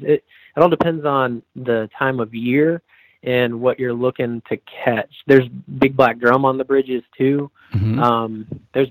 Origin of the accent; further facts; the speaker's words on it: Brandon, Florida, United States; I was born and raised in Brandon, Florida